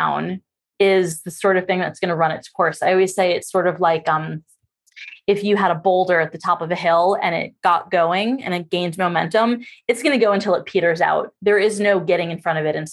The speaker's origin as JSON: {"language": "English", "region": "New York", "country": "United States", "said": "I'm actually from New York"}